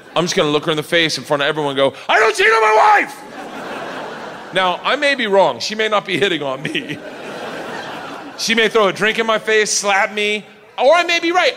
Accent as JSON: {"language": "English", "region": "Florida", "country": "United States", "said": "I'm from Florida."}